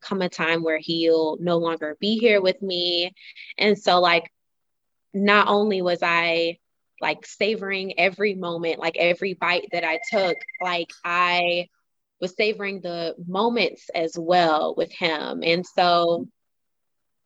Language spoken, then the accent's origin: English; Cordele, Georgia, United States; also born or lived in Savannah, Georgia; where I'm from Cordell, Georgia, small town